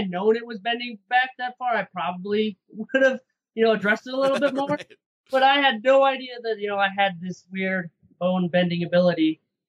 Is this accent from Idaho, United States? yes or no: yes; Idaho, United States; moved away as an adult; now in Salt Lake City, United States; I'm from Idaho. I was fighting out of Idaho for a few years